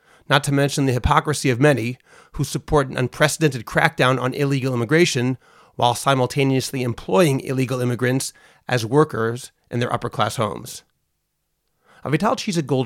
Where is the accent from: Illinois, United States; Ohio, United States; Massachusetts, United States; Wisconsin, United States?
Massachusetts, United States; Boston; now in Ramat Beit Shemesh, Israel; I'm from Boston